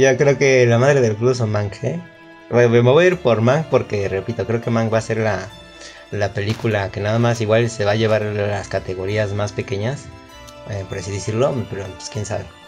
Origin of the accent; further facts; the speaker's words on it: Mexico; soy mexicano